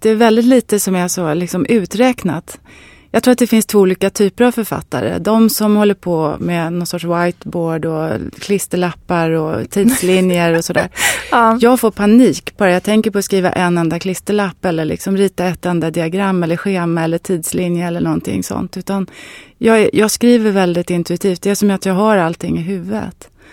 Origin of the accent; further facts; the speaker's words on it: Varberg, Halland County, Sweden; Jag är född i Varberg och jag var alla somrar när jag var liten på ett särskilt ställe där.